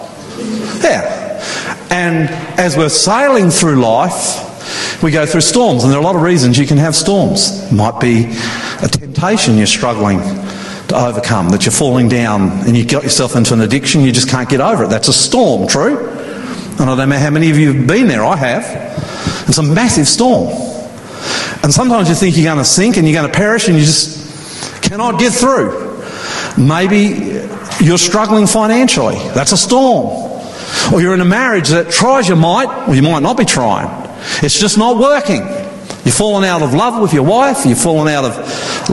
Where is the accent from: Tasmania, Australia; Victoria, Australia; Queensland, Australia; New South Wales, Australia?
Queensland, Australia; I grew up water skiing in Queensland next to beautiful Somerset Dam.